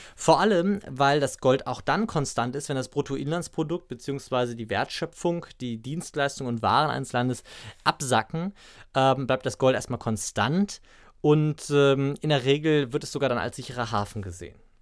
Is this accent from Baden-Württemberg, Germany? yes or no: no; Braunschweig, Lower Saxony, Germany; hier in Braunschweig, ähm, also aus meiner Heimatstadt